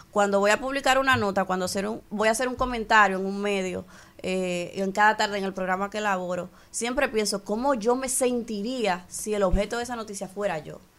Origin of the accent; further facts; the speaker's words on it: Dominican Republic; como mujer, como ciudadana dominicana que se despierta todas las mañanas